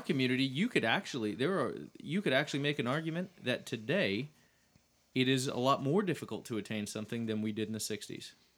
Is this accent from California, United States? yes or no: no; Dallas, Texas, United States; I grew up in the city of Dallas